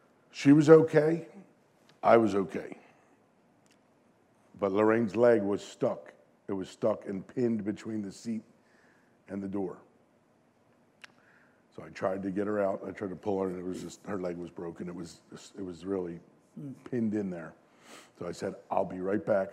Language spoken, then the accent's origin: English; Concord Township, Pennsylvania, United States; I was born in Delaware County and moved to Concord Township when I was just an infant, so I've spent my entire life here